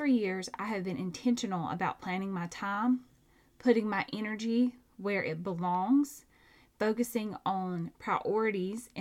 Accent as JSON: {"language": "English", "region": "Georgia", "country": "United States", "said": "I'm from Georgia"}